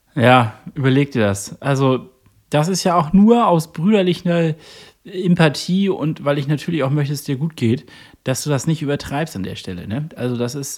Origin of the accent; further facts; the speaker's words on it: Northern Germany, Germany; als Norddeutscher